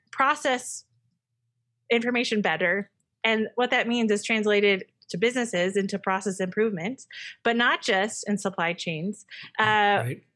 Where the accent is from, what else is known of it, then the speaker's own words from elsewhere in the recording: Illinois, United States; moved away as an adult; I'm from Illinois